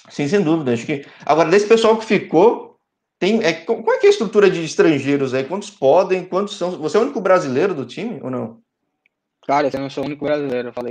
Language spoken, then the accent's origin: Portuguese; São Paulo, Brazil; Então, é, eu sou de São Paulo, às vezes